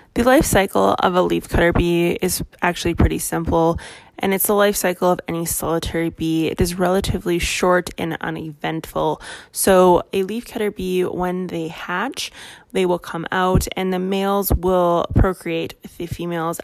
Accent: Canada; I am Canadian

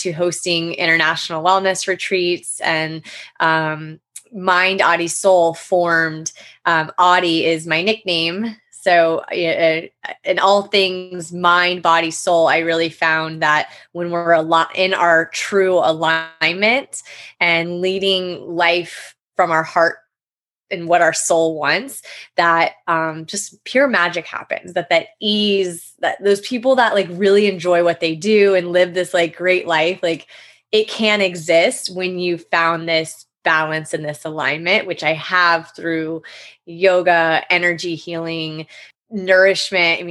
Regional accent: Florida, United States; also born or lived in Jackson Hole, Wyoming; I was born in Jackson Hole, Wyoming, and my dad and extended family still live out there. But my mom and dad divorced when I was one. And so I grew up in Florida since a child

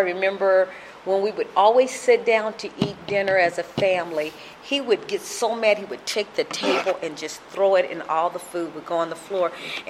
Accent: Sacramento, California, United States; born there; So I have a brother from France. I have a brother that was born in Texas, and I was born in Sacramento, California.

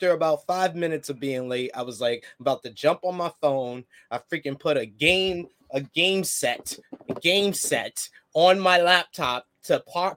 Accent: New York, United States; I'm from New York

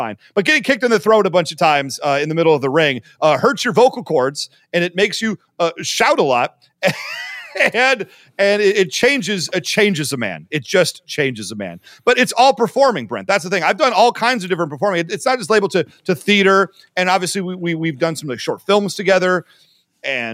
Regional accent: Livonia, Michigan, United States; also born or lived in Ohio; it's the Livonia Mall in Livonia, Michigan, my hometown

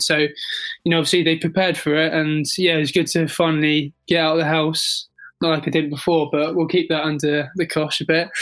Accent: England, United Kingdom; in London, in my home country

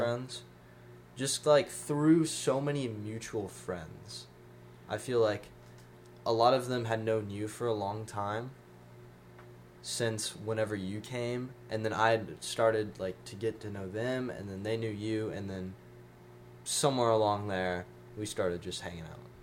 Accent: Franklin, Tennessee, United States; also born or lived in Nashville, Tennessee / Dubai; I was born in Nashville, Tennessee, and then grew up in Franklin

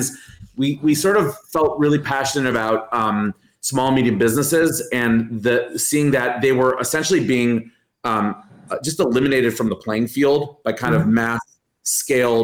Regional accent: Cleveland, Ohio, United States; moved away; I grew up in the U.S. I grew up in Cleveland, Ohio

